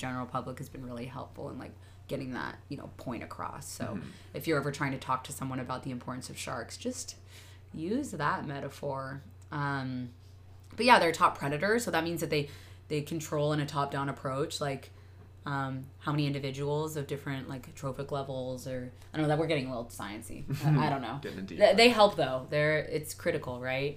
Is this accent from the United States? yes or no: yes; Arizona, United States; moved away; I grew up in Arizona